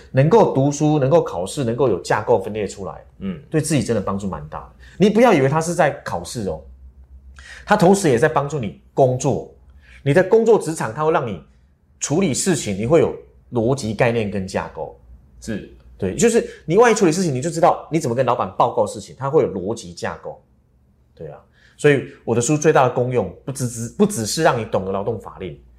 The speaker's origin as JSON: {"language": "Chinese", "country": "Taiwan", "said": "我们台湾人"}